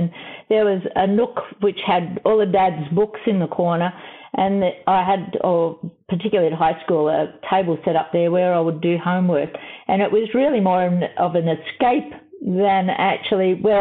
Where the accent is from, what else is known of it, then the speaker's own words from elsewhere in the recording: Melbourne, Victoria, Australia; I grew up in Melbourne, and I was adopted